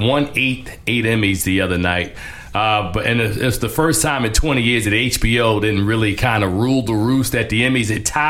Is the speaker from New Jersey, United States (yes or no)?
yes; Newark, New Jersey, United States; I'm from Newark, New Jersey.